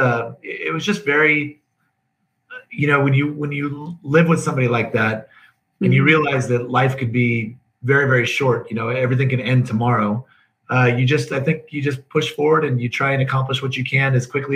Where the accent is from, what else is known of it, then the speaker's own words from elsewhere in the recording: Northern California, United States; I was raised in Northern California